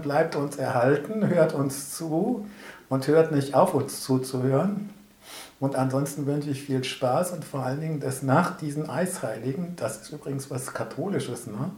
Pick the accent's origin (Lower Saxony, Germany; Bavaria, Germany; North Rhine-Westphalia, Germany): North Rhine-Westphalia, Germany; Bonn; Ich bin gebürtiger Bonner